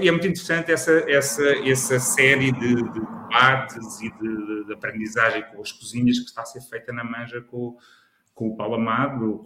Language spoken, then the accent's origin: Portuguese; Lisbon, Portugal; sou de Lisboa